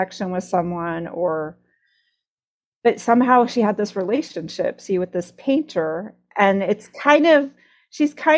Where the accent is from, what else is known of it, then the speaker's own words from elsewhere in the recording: Iowa, United States; I grew up in Iowa